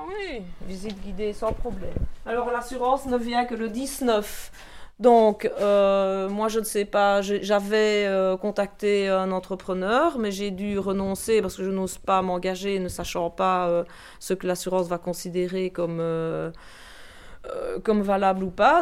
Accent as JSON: {"language": "French", "town": "Fraipont", "region": "Wallonia", "country": "Belgium", "tie": "born or raised there", "also_born_or_lived": "Tilff", "said": "je suis né à Tilf, mais j'habite Frépont depuis que j'ai l'âge de 6 ans."}